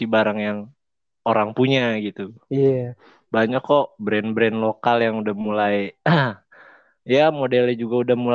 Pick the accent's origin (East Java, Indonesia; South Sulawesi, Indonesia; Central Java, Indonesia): South Sulawesi, Indonesia; Makassar; Gua asli Makassar.